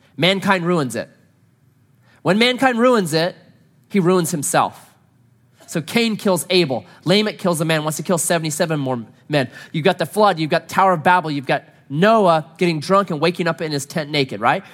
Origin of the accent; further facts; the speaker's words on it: Southern Oregon, United States; I grew up here in Southern Oregon